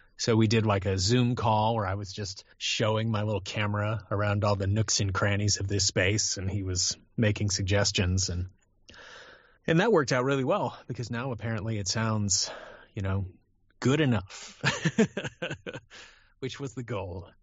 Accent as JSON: {"language": "English", "region": "California", "country": "United States", "tie": "born or raised there", "said": "I grew up in California"}